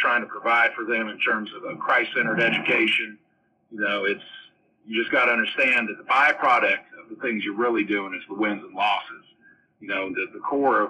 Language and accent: English; San Francisco East Bay, California, United States; I grew up in the San Francisco East Bay until I was about 14. We moved to kind of rural Northern California.